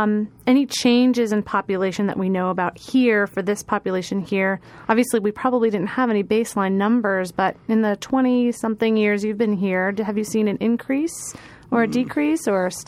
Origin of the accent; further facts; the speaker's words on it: Long Island, New York, United States; I grew up on the East Coast on Long Island. I remember going out to Montauk and there'd be shark fishing tournaments.